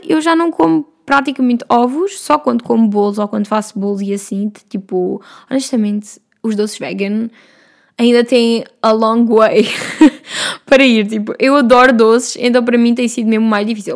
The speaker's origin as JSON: {"language": "Portuguese", "town": "Vila Franca de Xira", "region": "Lisbon", "country": "Portugal", "said": "eu venho de Vila Franca de Xira, lá ao lado de Castanheira do Ribatejo"}